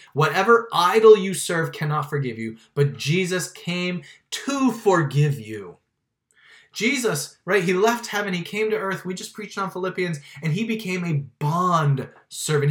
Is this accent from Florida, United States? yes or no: yes; Miami, Florida, United States; I grew up in Miami